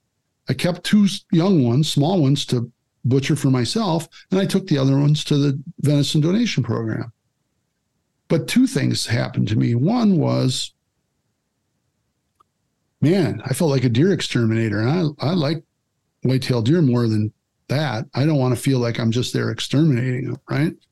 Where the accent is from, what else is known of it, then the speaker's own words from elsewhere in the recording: Kaz, Wisconsin, United States; I'm from Kaz